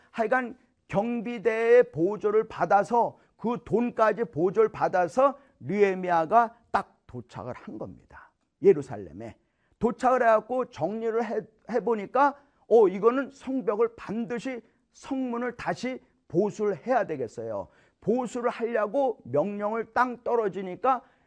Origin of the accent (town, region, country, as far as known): South Korea; now in United States